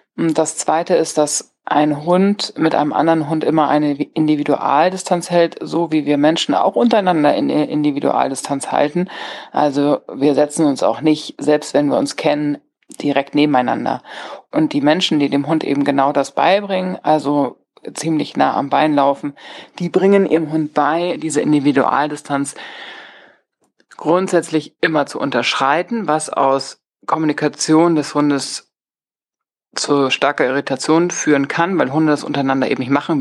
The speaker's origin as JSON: {"language": "German", "country": "Germany", "said": "bei uns in Deutschland"}